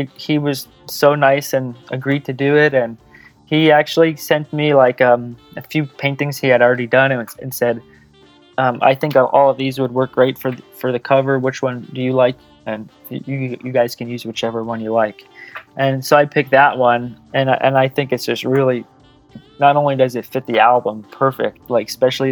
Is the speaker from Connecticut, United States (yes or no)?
yes; Connecticut, United States; moved away as an adult; also born or lived in San Diego; I grew up in Connecticut